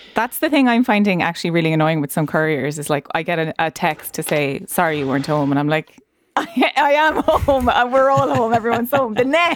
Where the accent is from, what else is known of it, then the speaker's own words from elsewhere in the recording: Ireland; our history as Irish people